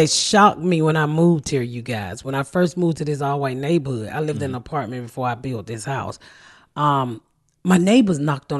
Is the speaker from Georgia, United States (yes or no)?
yes; Atlanta, Georgia, United States; So I'm from the South. I'm from Atlanta. Never seen corn like that in my life